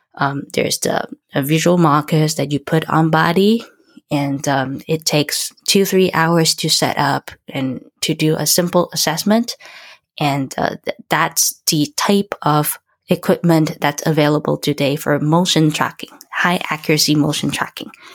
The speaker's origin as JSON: {"language": "English", "country": "Taiwan", "tie": "born or raised there", "moved": "as an adult", "said": "I was born and raised in Taiwan"}